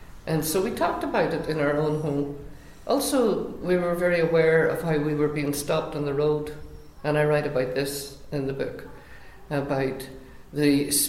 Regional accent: Northern Ireland, United Kingdom; growing up in Northern Ireland in a small town like Scariff.

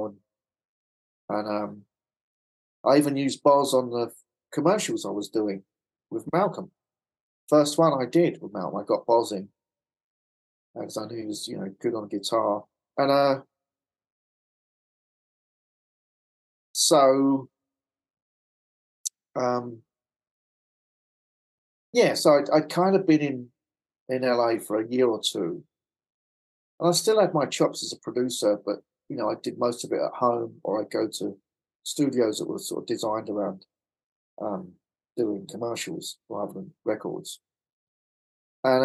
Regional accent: London, United Kingdom; accent: Cockney; moved away as an adult; now in Los Angeles, United States; I'm like a Cockney boy from London

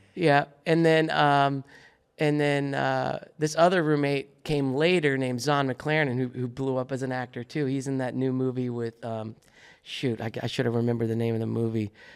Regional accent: Fort Lauderdale, Florida, United States; moved away as an adult; also born or lived in Delray Beach, Florida; now in Los Angeles, United States; I grew up in Fort Lauderdale, Delray Beach, Florida.

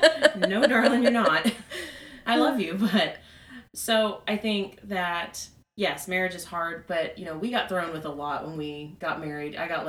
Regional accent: upstate South Carolina, United States; also born or lived in Charleston, South Carolina; I grew up in the upstate of South Carolina, but nothing's really going on up there.

